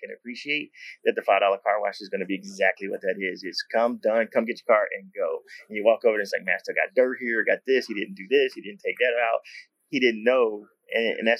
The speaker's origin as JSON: {"language": "English", "region": "Texas", "country": "United States", "said": "I'm from Texas"}